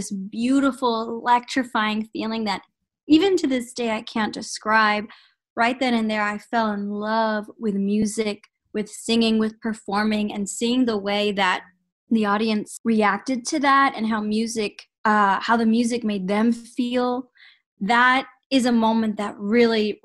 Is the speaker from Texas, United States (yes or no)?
yes; San Antonio, Texas, United States; born and raised in San Antonio, Texas